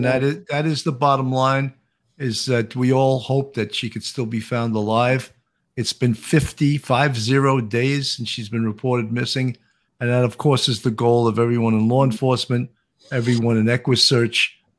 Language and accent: English; New York, United States; accent: New York; I know this is a New York accent.